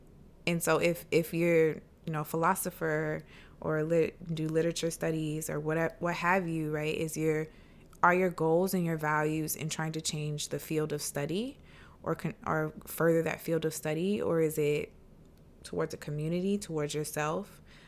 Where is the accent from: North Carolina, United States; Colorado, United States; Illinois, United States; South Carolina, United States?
South Carolina, United States; I grew up in the South, in South Carolina, in like a very kind of Christian household